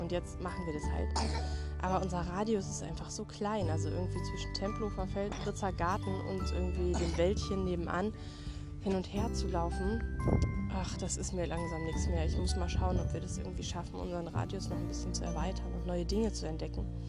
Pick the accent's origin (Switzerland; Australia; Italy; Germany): Germany; bei uns in Deutschland